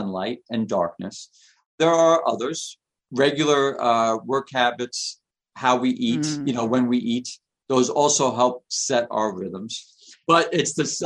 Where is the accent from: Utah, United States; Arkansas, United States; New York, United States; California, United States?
New York, United States; New York City; I lived in New York. I grew up in Queens.